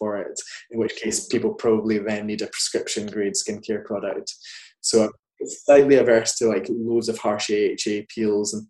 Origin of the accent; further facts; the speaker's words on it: Scotland, United Kingdom; now in London, United Kingdom; I grew up in kind of semi-rural Scotland